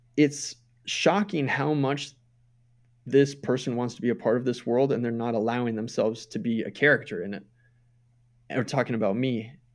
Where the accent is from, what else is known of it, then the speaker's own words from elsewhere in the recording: Minnesota, United States; moved away as an adult; I moved away from Minnesota in two thousand eight